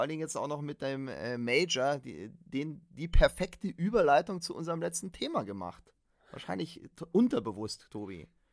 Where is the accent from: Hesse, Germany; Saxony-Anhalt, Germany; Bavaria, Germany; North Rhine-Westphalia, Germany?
Bavaria, Germany; bei uns in Bayern